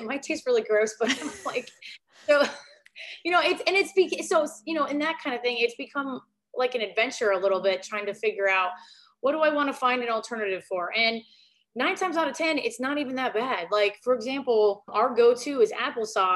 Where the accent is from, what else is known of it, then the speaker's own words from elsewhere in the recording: Northern Minnesota, United States; moved away; I'm from originally from Northern Minnesota